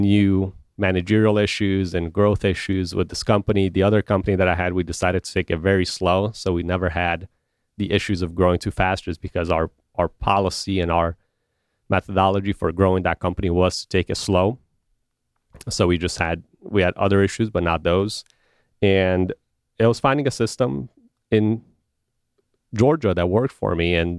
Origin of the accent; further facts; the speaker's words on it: Romania; also born or lived in Chicago; now in United States; I've only lived in two places essentially in my life, when I grew up in Romania and Chicago